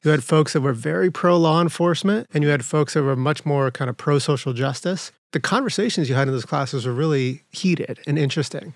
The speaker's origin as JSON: {"language": "English", "town": "Winslow", "region": "Arizona", "country": "United States", "tie": "born or raised there", "also_born_or_lived": "San Jose, California", "said": "I was born in San Jose, California, but really grew up in Winslow, railroad town."}